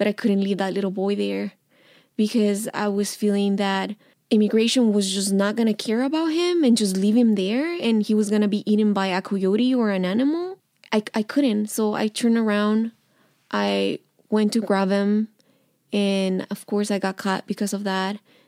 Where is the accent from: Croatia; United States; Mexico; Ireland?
Mexico; English is a second language; And I was like, I'm from Mexico.